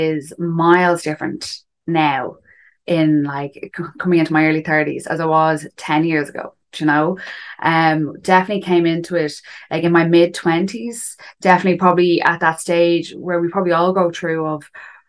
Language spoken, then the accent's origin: English; Dublin, Leinster, Ireland; I'm from Dublin. I'm 31.